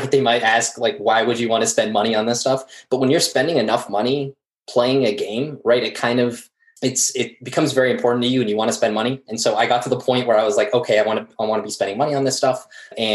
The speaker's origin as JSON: {"language": "English", "country": "Morocco", "moved": "yes", "lives_now": "Philadelphia, United States", "said": "I'm used to more tropical weather back in my home country of Morocco."}